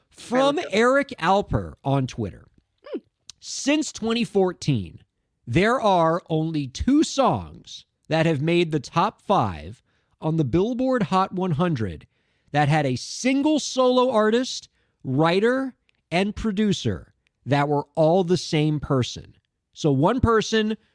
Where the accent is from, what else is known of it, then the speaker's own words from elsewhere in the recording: Miami, Florida, United States; moved away as an adult; also born or lived in New York; growing up in Miami how different we are until I moved to New York for the first time